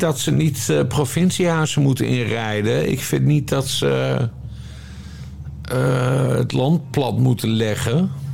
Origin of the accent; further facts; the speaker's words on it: Friesland, Netherlands; ik kom uit Friesland